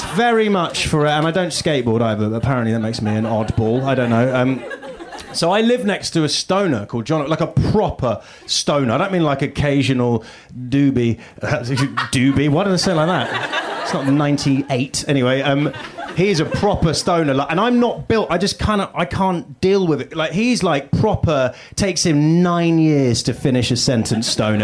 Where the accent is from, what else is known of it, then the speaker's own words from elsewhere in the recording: United Kingdom; accent: British; moved away as an adult; now in United States; from the UK